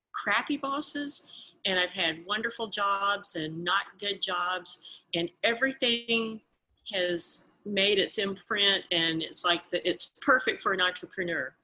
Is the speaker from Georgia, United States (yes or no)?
yes; Georgia, United States; I'm um, a Southerner. I was raised in Georgia, in the southern part of the United States